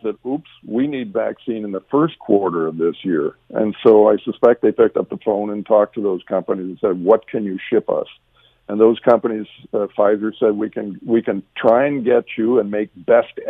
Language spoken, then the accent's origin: English; Canada; as a Canadian